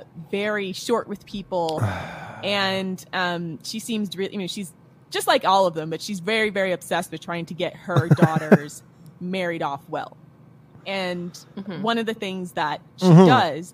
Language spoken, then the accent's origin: English; United States; as an American